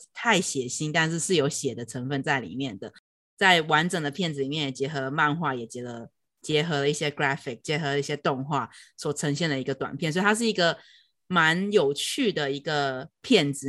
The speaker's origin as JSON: {"language": "Chinese", "country": "Taiwan", "tie": "born or raised there", "moved": "as an adult", "lives_now": "New York, United States", "said": "在台湾，我会感觉有时候自信会连接到骄傲"}